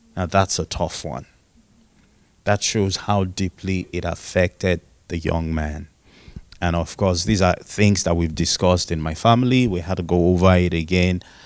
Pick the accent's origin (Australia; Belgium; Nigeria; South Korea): Nigeria; I am Nigerian and um, fully Nigerian